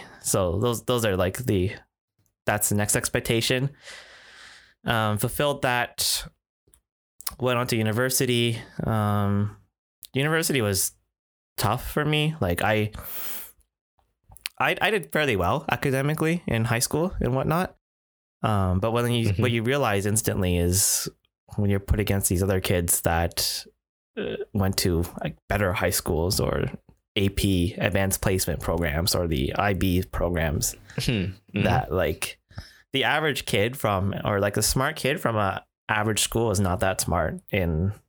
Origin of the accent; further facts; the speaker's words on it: Toronto, Ontario, Canada; I think my golden path was just like any other typical Asian Canadian growing up in Toronto.